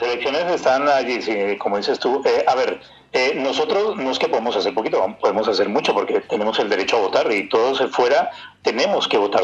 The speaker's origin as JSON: {"language": "Spanish", "country": "Colombia", "moved": "yes", "lives_now": "Germany", "said": "nosotros también somos parte de Colombia"}